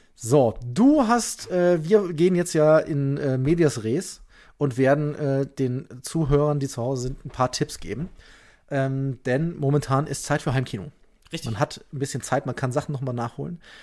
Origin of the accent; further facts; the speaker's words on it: Leverkusen, North Rhine-Westphalia, Germany; now in Bavaria, Germany; ich bin aber gebürtiger Leverkusener und damit ja fast Kölner